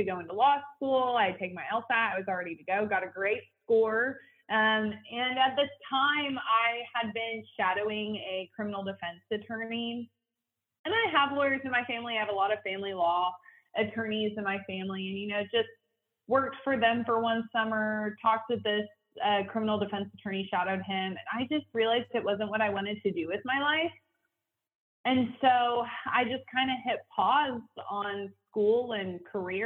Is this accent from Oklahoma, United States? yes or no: yes; Edmond, Oklahoma, United States; also born or lived in Wichita Falls, Texas; I have lived in Edmond, Oklahoma pretty much all of my life, but I am from Wichita Falls, Texas